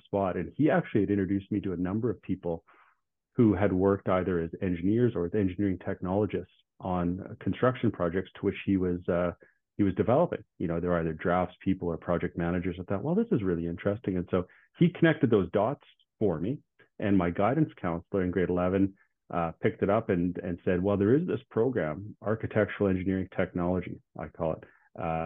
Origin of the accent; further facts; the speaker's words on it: Regina, Saskatchewan, Canada; I was born and raised in Regina. I've lived in Regina my whole life.